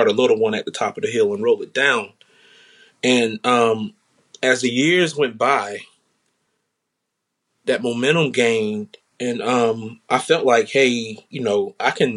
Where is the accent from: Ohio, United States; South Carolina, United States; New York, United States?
South Carolina, United States; now in Washington, D.C. area, United States; I'm originally from South Carolina